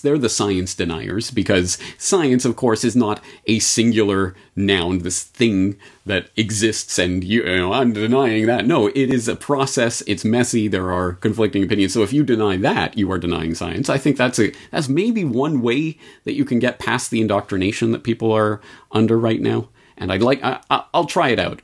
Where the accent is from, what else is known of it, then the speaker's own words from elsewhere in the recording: Canada; I was a Canadian growing up in the Canadian public education system